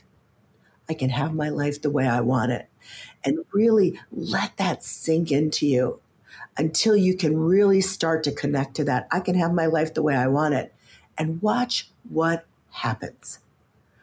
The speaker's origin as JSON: {"language": "English", "region": "Midwest", "country": "United States", "tie": "born or raised there", "said": "And I grew up in the Midwest."}